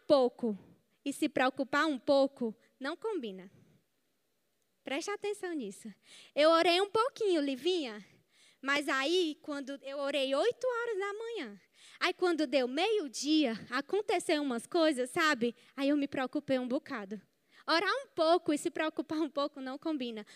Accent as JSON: {"language": "Portuguese", "region": "Ceará", "country": "Brazil", "said": "Nós somos cearenses"}